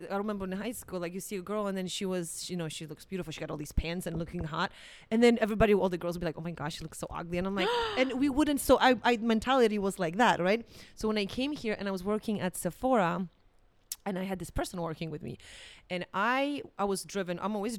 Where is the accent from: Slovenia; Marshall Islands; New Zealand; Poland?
Poland; English is a second language; now in United States; I remember when I came from Poland, because in Poland, it's kind of funny thing.